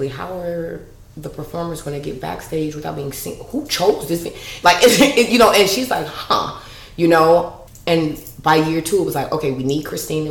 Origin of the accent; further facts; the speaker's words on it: Chicago, Illinois, United States; growing up in Chicago, super nerd